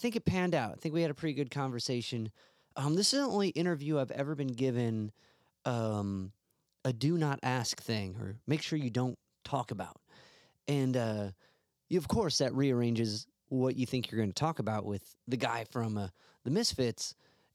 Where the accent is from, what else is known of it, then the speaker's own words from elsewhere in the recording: Cleveland, Ohio, United States; I'm a musician from Cleveland, Ohio.